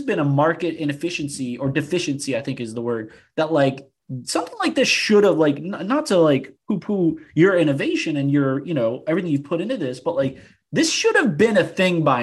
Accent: New Orleans, Louisiana, United States; now in Austin, United States; growing up in New Orleans

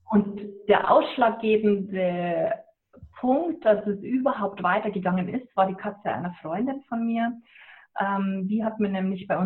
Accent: Bavaria, Germany; Ja, ich komme aus Niederbayern und ähm, bei uns ist es, äh, sagt man mal, was der Bauer nicht ist

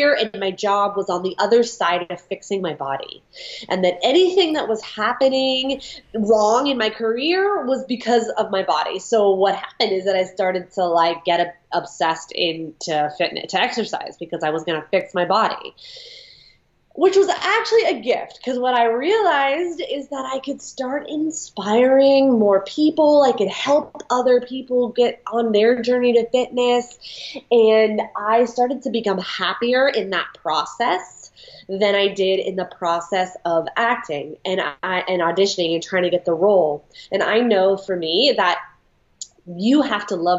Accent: San Francisco, California, United States; moved away as an adult; now in Westchester, United States; I'm from San Francisco originally

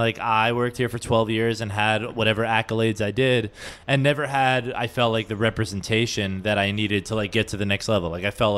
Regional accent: New York, United States; because I don't feel like you can know a city as a New Yorker.

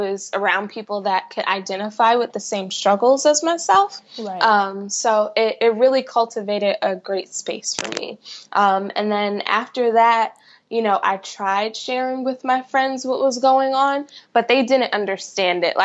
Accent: New York City, New York, United States; moved away as an adult; now in Virginia, United States; I grew up in Queens, New York, and I spent the majority of my life there.

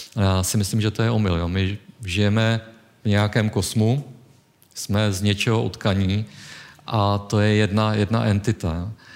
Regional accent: Czechia; my jako Češi

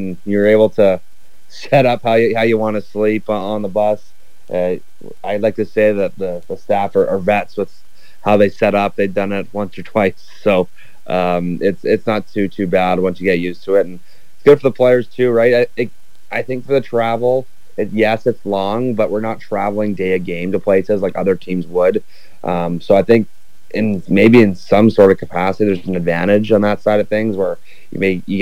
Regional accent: Prince George, British Columbia, Canada; also born or lived in Burnaby, British Columbia; I'm actually from Prince George, so nice to be home.

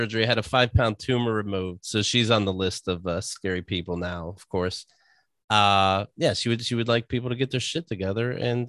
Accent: Somerset, Pennsylvania, United States; Somerset, Pennsylvania, close to Pittsburgh, but it was definitely the country.

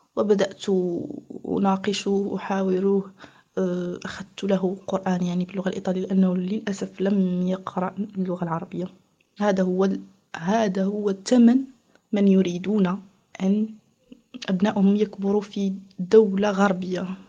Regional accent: Morocco; moved away as an adult; also born or lived in Switzerland; أنا مغربية متزوجة بمغربي

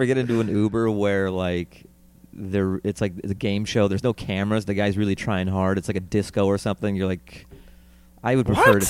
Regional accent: Seattle, Washington, United States; My parents are from there, but I was born in Seattle.

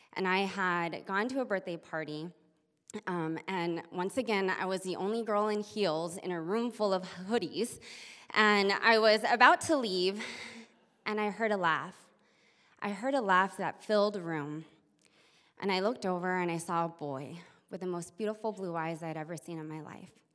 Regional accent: Texas, United States; now in Fairbanks, United States; growing up in Texas

